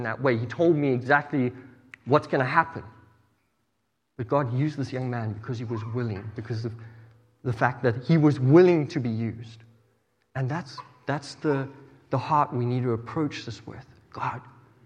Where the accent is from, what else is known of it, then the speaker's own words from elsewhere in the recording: South Africa; moved away; I grew up in South Africa